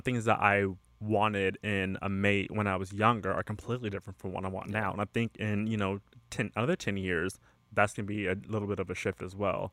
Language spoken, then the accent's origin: English; California, United States; I am from California, and I've lived in California most of my life